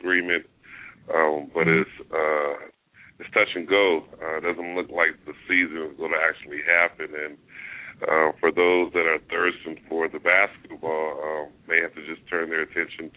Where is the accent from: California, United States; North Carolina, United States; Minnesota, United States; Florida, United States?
California, United States; Los Angeles; I am from Los Angeles